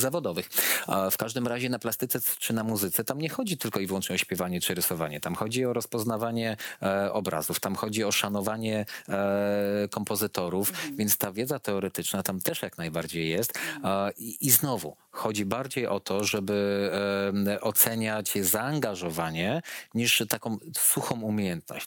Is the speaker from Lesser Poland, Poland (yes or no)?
no; Łódź, Łódź Voivodeship, Poland; u nas, u nas w Łodzi są szkoły